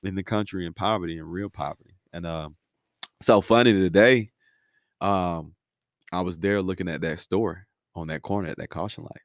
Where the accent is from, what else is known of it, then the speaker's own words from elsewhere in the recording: Miami, Florida, United States; moved away; also born or lived in Five Points, Alabama; Originally from Miami, moved to Five Points, Alabama